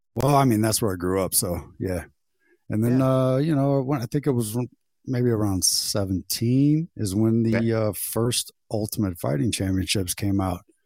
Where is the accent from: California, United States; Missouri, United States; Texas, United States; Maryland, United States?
Missouri, United States; St. Louis area; right here in my hometown